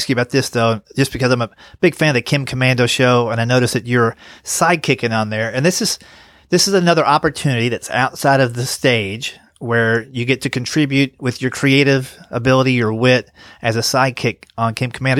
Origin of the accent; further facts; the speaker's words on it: Tennessee, United States; I'm from Tennessee